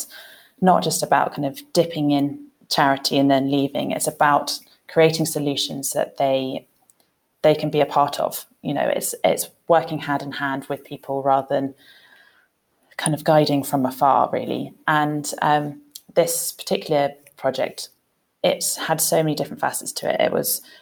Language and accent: English; London, United Kingdom; moved away as an adult; also born or lived in Kenya; I born and bred in London